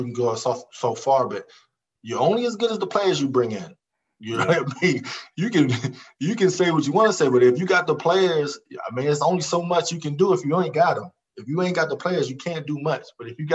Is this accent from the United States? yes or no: yes; Montgomery County, Maryland, United States; I was from Montgomery County